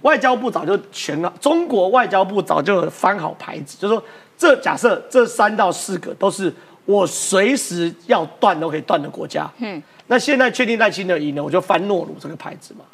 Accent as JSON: {"language": "Chinese", "country": "Taiwan", "said": "我们台湾人"}